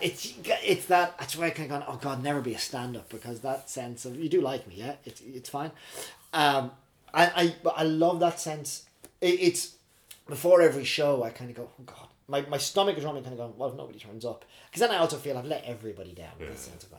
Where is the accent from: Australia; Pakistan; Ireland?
Ireland; moved away as an adult; also born or lived in Dublin / Belfast / Oxford / Manhattan, New York; now in Reading, United Kingdom; growing up in Ireland, church on a Sunday